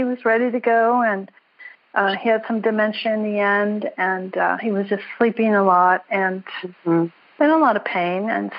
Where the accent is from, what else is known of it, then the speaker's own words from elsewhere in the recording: Minnesota, United States; now in Carlsbad, United States; I grew up in Minnesota, so I went through those same blizzards you did.